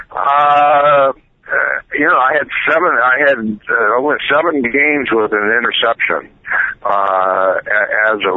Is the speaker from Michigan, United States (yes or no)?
yes; Flint, Michigan, United States; Well, actually, I was from Flint, Michigan, and it was 45 miles to East Lansing, and it was 45 miles to Ann Arbor.